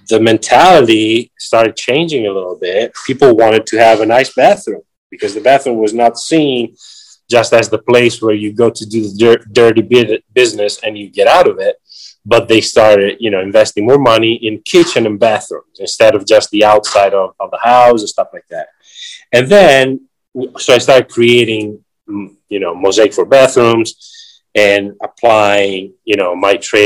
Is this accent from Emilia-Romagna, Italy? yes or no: yes; Ravenna, Emilia-Romagna, Italy; moved away; I was born in 1974 in Ravenna, Italy